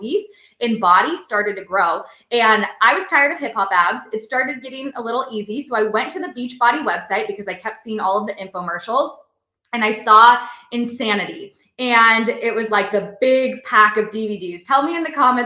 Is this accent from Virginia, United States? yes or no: no; Seattle, Washington, United States; moved away as an adult; also born or lived in North Carolina; I moved across the country from Seattle to North Carolina